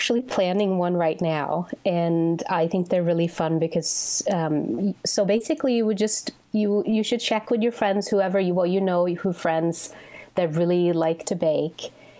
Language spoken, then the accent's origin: English; Sweden; now in United States; Well, I think back home, so when I was growing up, and well, still too, but the winters are very long.